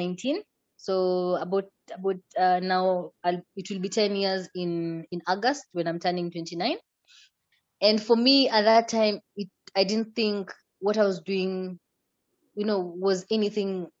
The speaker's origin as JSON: {"language": "English", "region": "Migori County", "country": "Kenya", "tie": "born or raised there", "said": "I am from Kenya"}